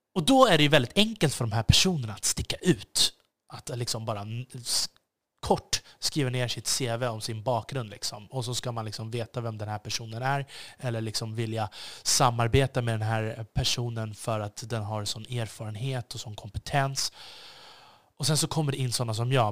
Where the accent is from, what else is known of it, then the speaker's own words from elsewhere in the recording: Sweden; jag är svensk